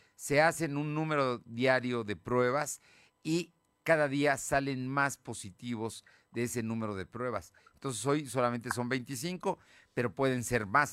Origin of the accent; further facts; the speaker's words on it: Puebla, Mexico; soy poblano, aquí he vivido siempre